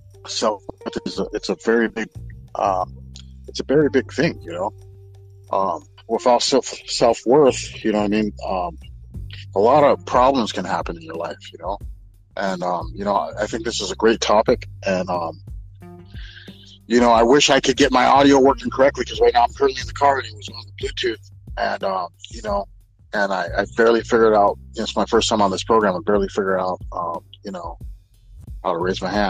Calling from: Santa Maria, California, United States; I'm calling from Santa Maria, California.

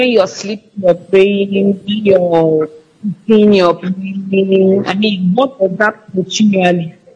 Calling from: Abuja, Federal Capital Territory, Nigeria; I'm calling from Abuja.

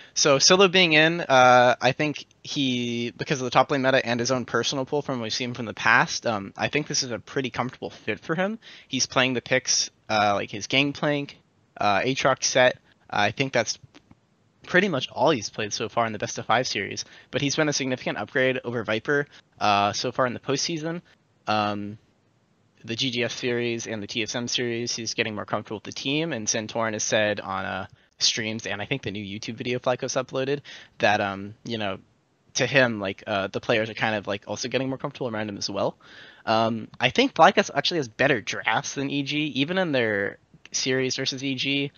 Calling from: Burlingame, California, United States; I'm calling from Burlingame, California.

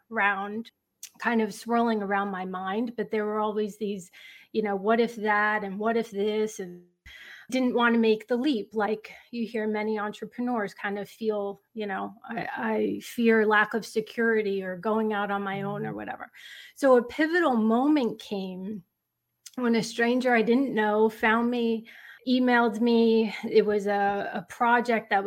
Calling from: West Caldwell, New Jersey, United States; Northern New Jersey. It's a town called West Caldwell.

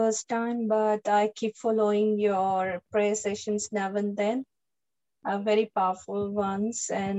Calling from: Melbourne, Victoria, Australia; here from Melbourne.

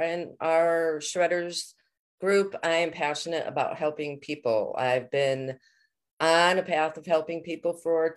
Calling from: Connecticut, United States

